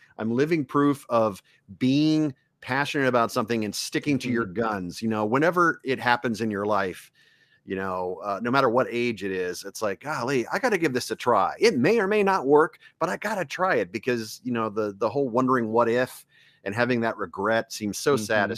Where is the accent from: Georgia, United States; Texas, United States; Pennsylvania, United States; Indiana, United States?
Texas, United States; Mesquite; also born or lived in Lake Charles, Louisiana; I grew up in Mesquite, which is a suburb of Dallas